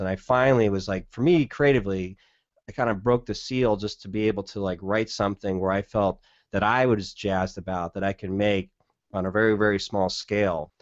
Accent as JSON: {"language": "English", "region": "Southern California", "country": "United States", "tie": "born or raised there", "moved": "yes", "lives_now": "Portland, United States", "said": "growing up in Southern California, I kinda know the desert landscape"}